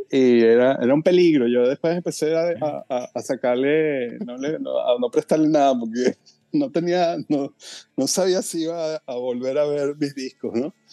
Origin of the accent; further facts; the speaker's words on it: Caracas, Capital District, Venezuela; Yo soy, yo, de Colinas de Yomonte, de la parte baja de Colinas de Yomonte y luego nos mudamos, como cuando, tenía como siete años, nos mudamos por la, prolongación sur de la avenida Las Acacias